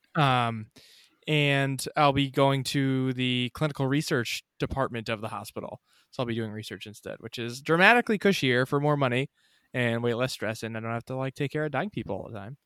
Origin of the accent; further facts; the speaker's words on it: Massachusetts, United States; we're from Massachusetts